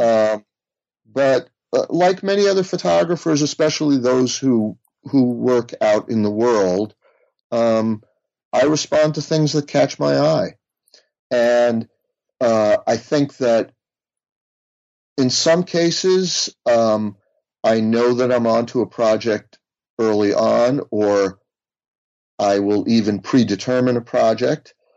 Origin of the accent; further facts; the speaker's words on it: United States; growing up outside of New York